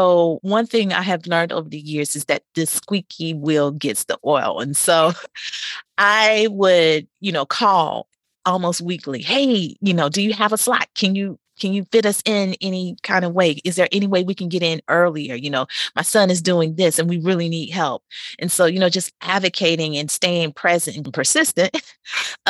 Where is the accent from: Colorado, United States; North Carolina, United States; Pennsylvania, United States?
North Carolina, United States; moved away as an adult; also born or lived in Oklahoma City; I'm from North Carolina